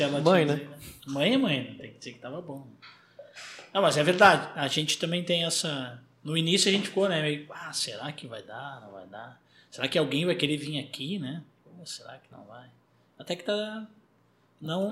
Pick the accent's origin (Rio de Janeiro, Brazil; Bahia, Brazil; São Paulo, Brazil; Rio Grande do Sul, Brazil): Rio Grande do Sul, Brazil; Porto Alegre; eu sou gaúcho de Porto Alegre